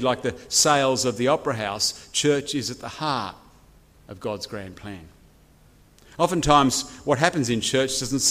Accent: Chatswood, New South Wales, Australia; moved away as an adult; now in Wagga Wagga, Australia; I've been living in the great city of Wagga Wagga for now 20 years, but I grew up here in Chatswood.

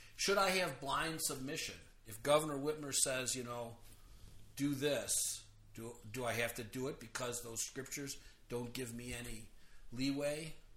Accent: United States; I'm an American.

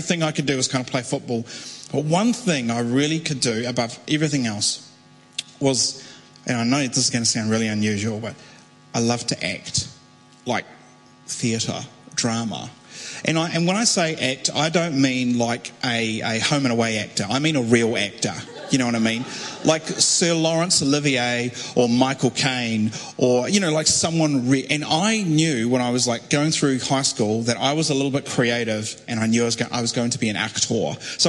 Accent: Christchurch, Canterbury, New Zealand; my dad's German, mum's a Kiwi. We grew up in Christchurch

